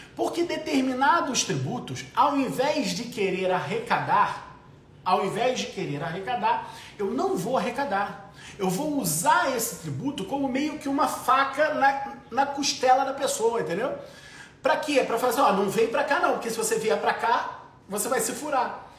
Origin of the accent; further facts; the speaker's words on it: Brazil; Eu sou brasileiro, eu tenho família.